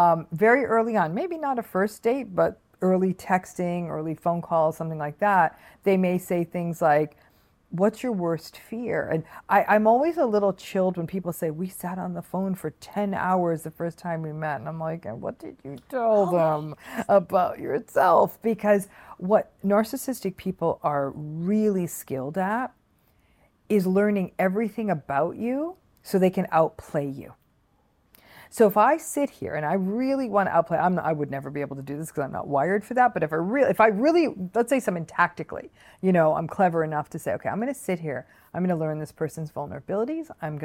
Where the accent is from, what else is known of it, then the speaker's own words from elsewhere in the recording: Michigan, United States; I have my own business. I grew up in Michigan, whatever.